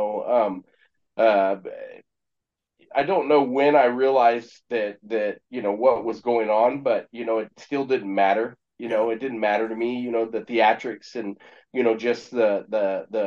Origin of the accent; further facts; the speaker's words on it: Exeter, California, United States; also born or lived in Cameron Creek, California / Visalia, California; now in Springfield, Missouri, United States; I'm born in California, you know, a little city called Exeter, California